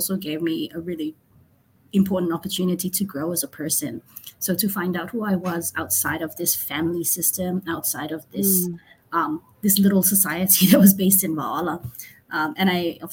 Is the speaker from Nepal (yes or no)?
no; Samoa; moved away as an adult; also born or lived in Vanuatu; now in New York, United States; I'm from Samoa. I hail from the villages of Lano, Salavalu, Lewa, and Tauese. I grew up in Samoa, worked in Samoa